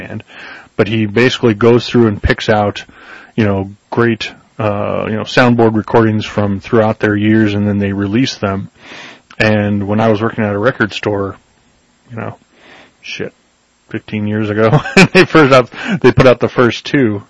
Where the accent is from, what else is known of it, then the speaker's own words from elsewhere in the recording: Worthington, Ohio, United States; when I think of my childhood, I think of growing up in that area